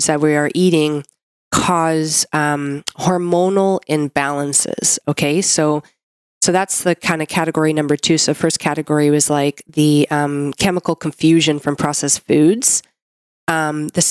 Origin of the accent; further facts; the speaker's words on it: Canada; I'm a Canadian medical doctor